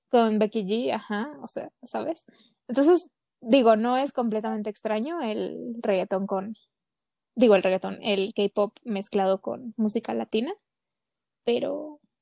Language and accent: Spanish; Mexico; somos aquí bien mexas